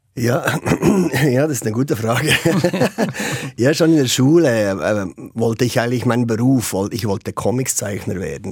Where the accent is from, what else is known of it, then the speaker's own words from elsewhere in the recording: Bern, Switzerland; ich als Schweizer